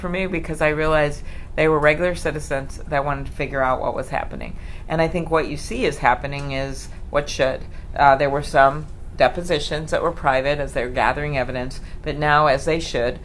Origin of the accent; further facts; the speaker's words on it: Midwest, United States; I'm from the Midwest